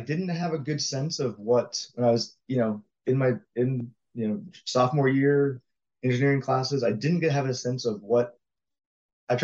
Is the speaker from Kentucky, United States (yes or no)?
no; Jacksonville, Florida, United States; I grew up in Florida in Jacksonville, went to UCF for college